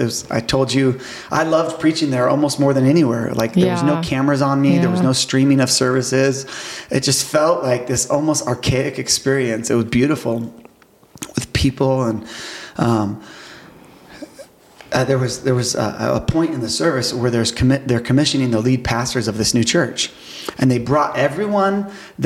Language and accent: English; United States; being an American